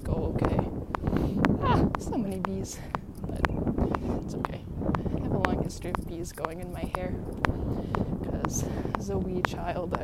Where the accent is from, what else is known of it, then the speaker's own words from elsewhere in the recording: Chicago, Illinois, United States; moved away as an adult; also born or lived in San Diego / New York / London; I was born in San Diego, but I grew up in Chicago, and I went to university in New York